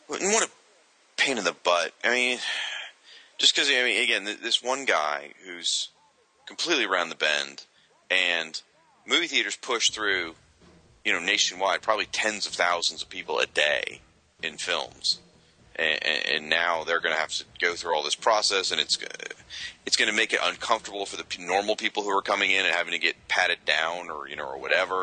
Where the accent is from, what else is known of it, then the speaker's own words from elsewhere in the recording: Michigan, United States; moved away; I was born in Michigan and lived there for several years